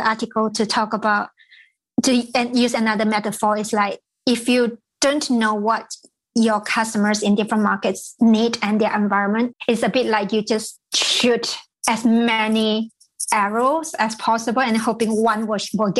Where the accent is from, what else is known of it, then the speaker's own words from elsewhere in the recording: Malaysia; moved away; I was in Malaysia, so I'm from Malaysia originally